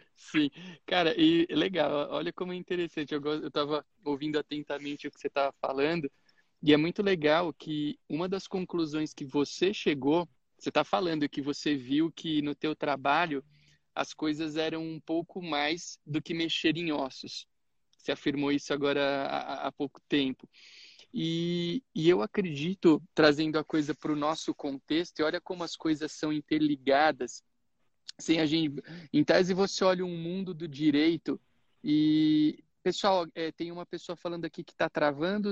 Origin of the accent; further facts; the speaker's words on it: Itápolis, São Paulo, Brazil; na minha cidade natal, lá em Itápolis